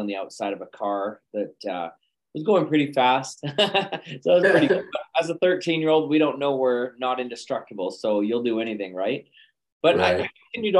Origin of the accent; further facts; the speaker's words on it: Calgary, Alberta, Canada; moved away; also born or lived in Los Angeles / London, United Kingdom / China; I'm originally from Calgary, Alberta, but I kind of between multiple locations now.